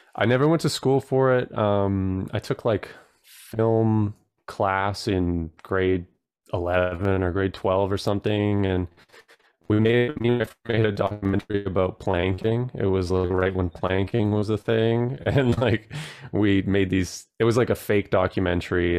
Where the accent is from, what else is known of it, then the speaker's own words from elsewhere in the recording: Protection Island, British Columbia, Canada; also born or lived in Tofino, Canada; now in Ontario, Canada; I grew up on an island, uh, that has, like, probably around three hundred people, and it's off of Vancouver Island. It's called Protection Island